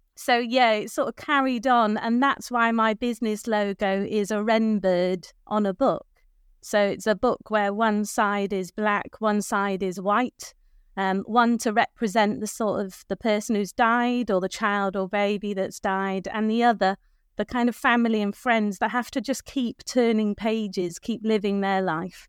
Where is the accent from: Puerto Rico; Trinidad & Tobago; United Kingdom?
United Kingdom; North Wales; moved away as an adult; now in Birchington, United Kingdom; I was born and brought up in North Wales